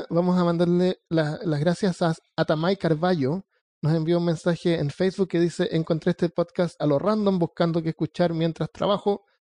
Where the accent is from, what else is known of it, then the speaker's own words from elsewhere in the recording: Santiago, Santiago Metropolitan Region, Chile; moved away as an adult; yo nací en Santiago hasta los hasta los 18, 19, por ahí me fui